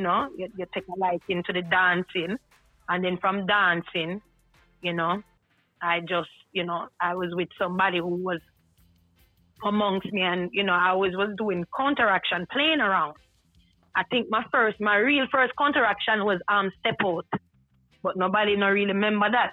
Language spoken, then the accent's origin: English; New York City, New York, United States; I'm from Brooklyn